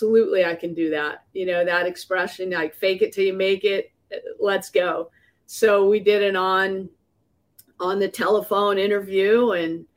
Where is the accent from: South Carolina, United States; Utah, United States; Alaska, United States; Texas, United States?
Utah, United States; Hunter; I grew up in Hunter, Utah, which is just right outside of Salt Lake City